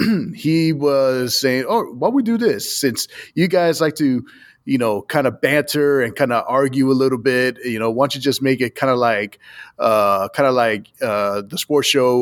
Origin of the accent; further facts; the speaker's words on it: Boston, Massachusetts, United States; a friend of mine that I've known for a while back home where I'm from Boston